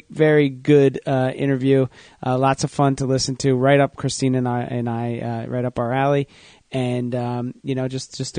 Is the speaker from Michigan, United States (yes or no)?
no; New Jersey, United States; I'm from New Jersey.